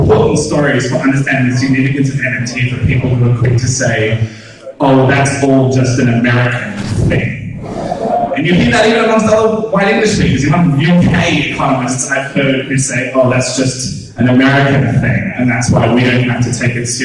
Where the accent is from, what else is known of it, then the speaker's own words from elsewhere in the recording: Australia; I'm Australian